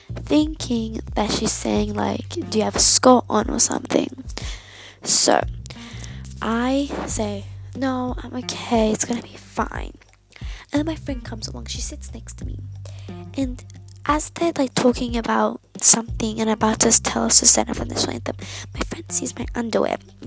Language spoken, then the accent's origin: English; Australia; I'm Australian. I live in Australia